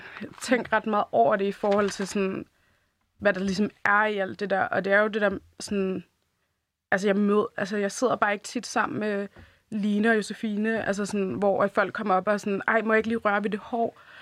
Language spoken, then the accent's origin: Danish; Denmark; jeg er jo født og opvokset her i Danmark